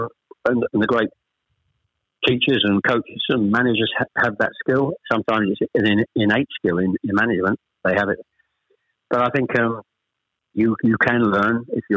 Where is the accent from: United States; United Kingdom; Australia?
United Kingdom; Chelmsford, East of England; born or raised there; also born or lived in Ashton-under-Lyne, England